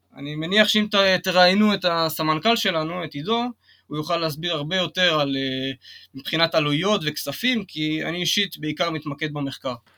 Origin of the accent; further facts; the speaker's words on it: Kiryat Gat, Southern District, Israel; אני גדלתי בקריית גת